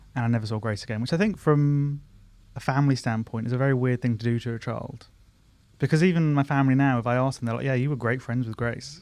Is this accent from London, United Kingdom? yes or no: yes; Surbiton, London, United Kingdom; I'm from Surbiton